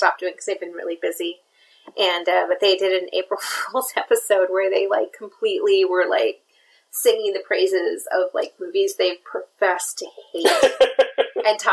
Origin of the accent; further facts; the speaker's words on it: Minnesota, United States; I'm from Minnesota.